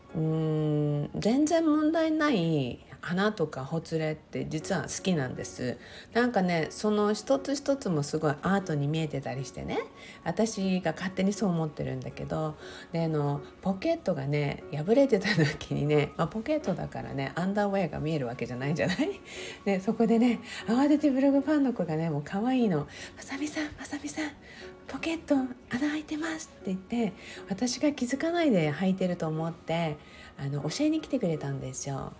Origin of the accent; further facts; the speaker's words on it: Okinawa, Japan; 私、沖縄生まれ沖縄育ちって書いてるじゃない